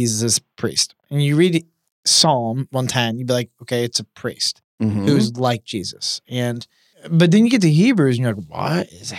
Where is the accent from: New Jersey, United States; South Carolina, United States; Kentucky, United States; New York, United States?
Kentucky, United States; I'm from Kentucky.